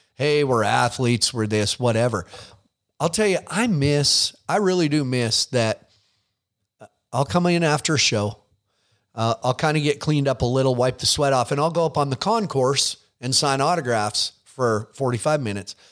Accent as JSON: {"language": "English", "town": "Billings", "region": "Montana", "country": "United States", "tie": "born or raised there", "said": "you're in, in my town"}